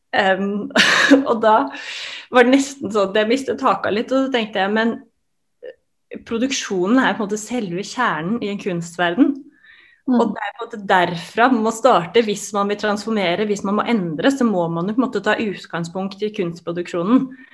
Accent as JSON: {"language": "Norwegian", "region": "Oslo", "country": "Norway", "tie": "born or raised there", "said": "Jeg kom jo opprinnelig også fra Grorud, der Oddrun eh, kommer fra, som er et veldig sånn multikulturelt eh, samfunn på mange måter. Og det å på en måte bli, ha blitt eksponert i tidlig alder for ulike kulturer"}